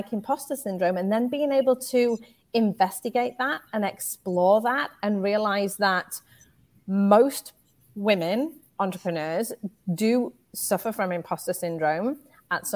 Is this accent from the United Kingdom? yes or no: yes; United Kingdom; moved away as an adult; now in United States; You can probably tell from my accent. I am from the UK